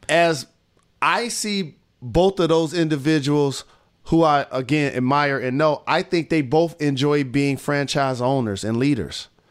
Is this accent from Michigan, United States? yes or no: yes; Detroit, Michigan, United States; my hometown